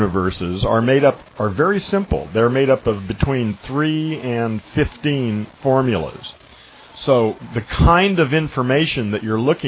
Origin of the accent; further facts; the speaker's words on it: United States; also born or lived in California; I'm an American